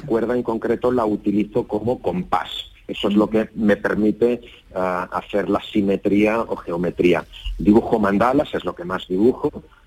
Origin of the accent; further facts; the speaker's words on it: Barcelona, Catalonia, Spain; estoy en Barcelona, soy de Barcelona, vivo en Barcelona